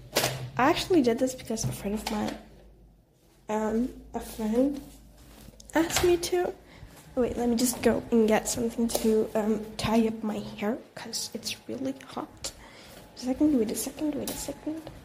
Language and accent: English; Brazil; English is a second language; I'm actually from Brazil